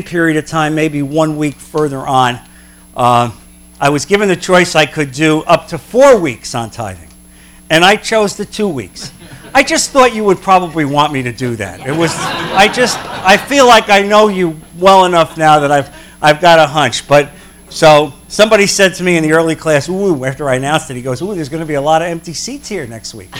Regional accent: New Jersey, United States; moved away; I'm from New Jersey originally.

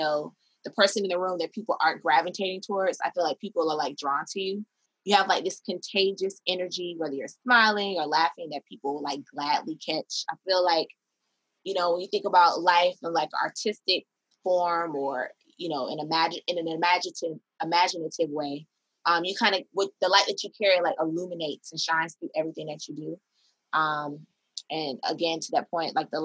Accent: Miami, Florida, United States; moved away as an adult; also born or lived in New York City; now in Atlanta, United States; I'm from Miami

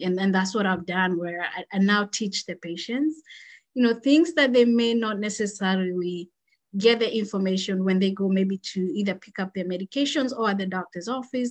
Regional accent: Kenya; moved away as an adult; now in United States; I grew up, born and raised in Kenya. So that's where I did uh, my schooling from um, kindergarten all the way to high school. And then I moved to the United States after high school

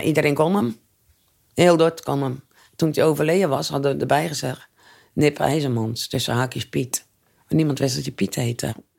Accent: Netherlands; En ik ben opgegroeid in de Gouverneurstraat vanaf mijn vijfde

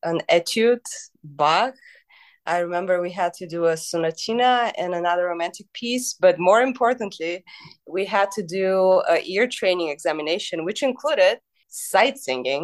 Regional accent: Bulgaria; now in United States; I grew up in Bulgaria in the 90s

